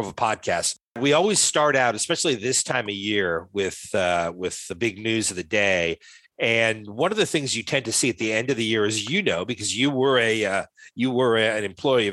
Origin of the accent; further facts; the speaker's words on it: Rhode Island, United States; I grew up in Rhode Island